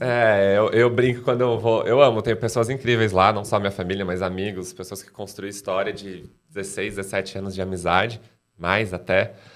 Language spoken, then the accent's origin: Portuguese; Cerquilho, São Paulo, Brazil; moved away; also born or lived in Piracicaba; nasci, morei lá, fiquei lá, estudei lá